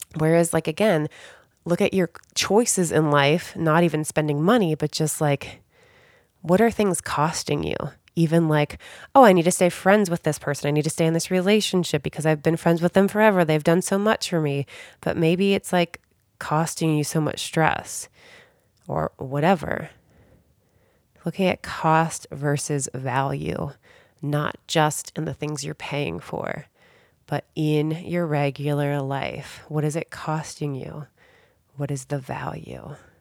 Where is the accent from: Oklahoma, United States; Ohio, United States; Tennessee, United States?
Ohio, United States; Cincinnati; moved away as an adult; also born or lived in Chicago / San Diego; now in Southern California, United States; I grew up in Cincinnati, Ohio